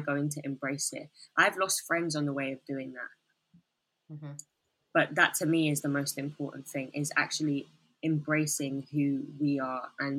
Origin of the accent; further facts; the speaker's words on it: Bangladesh; because a lot of people don't think I'm from Bangladesh, et cetera, et cetera.